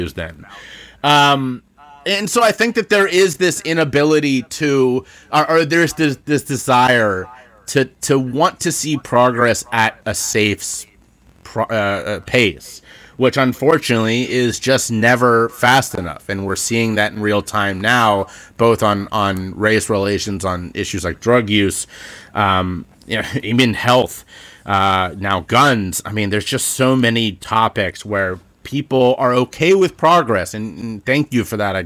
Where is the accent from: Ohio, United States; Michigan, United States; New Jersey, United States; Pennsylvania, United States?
Ohio, United States; Cincinnati; also born or lived in Charleston, South Carolina; now in Philadelphia, United States; I grew up in Cincinnati, Ohio, and my hometown